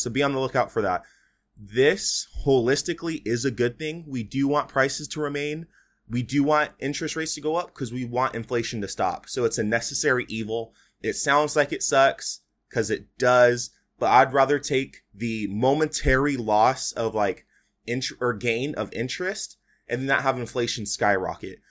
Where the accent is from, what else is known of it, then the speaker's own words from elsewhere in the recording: United States; We as American